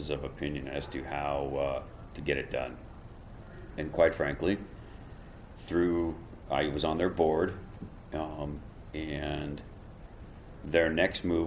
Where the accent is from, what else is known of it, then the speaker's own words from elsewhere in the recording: West Coast, United States; also born or lived in Santa Barbara, California; They knew I was from the West Coast